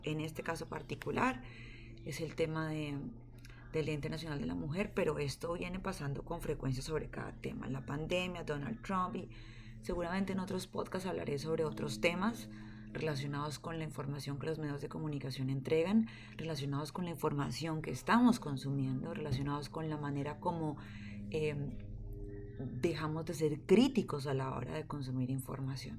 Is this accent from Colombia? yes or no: yes; Colombia; moved away as an adult; now in California, United States; Soy colombiana